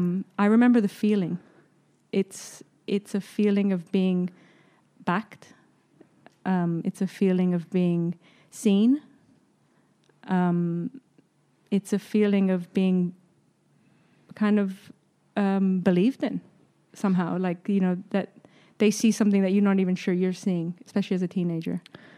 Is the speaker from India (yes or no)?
no; south of Spain, Spain; My family, the three other parents still live in the home we grew up in Spain. We still, you know, it's home. And so there's roots there. I think it's a very transient place. The south of Spain, there's a lot of tourism.